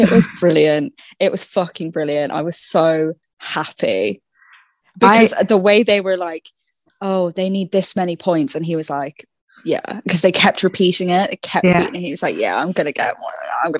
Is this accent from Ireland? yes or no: yes; Ireland